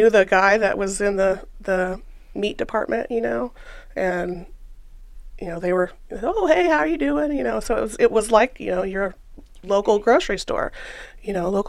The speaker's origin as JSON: {"language": "English", "town": "Topeka", "region": "Kansas", "country": "United States", "tie": "born or raised there", "said": "I'm born and raised in Topeka."}